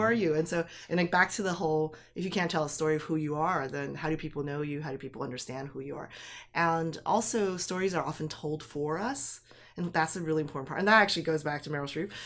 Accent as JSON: {"language": "English", "town": "Taipei", "country": "Taiwan", "tie": "born or raised there", "moved": "yes", "said": "I was born in Taipei, and grew up there"}